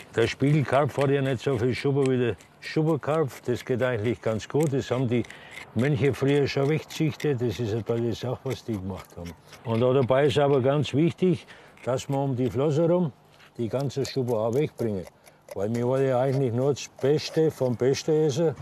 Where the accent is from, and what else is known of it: Franconia, Bavaria, Germany